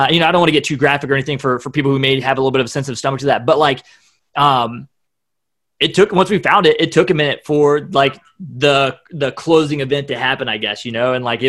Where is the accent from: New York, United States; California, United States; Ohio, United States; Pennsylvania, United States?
Ohio, United States; Columbus; People say it sounds like I'm from the north when I tell them I'm from Ohio.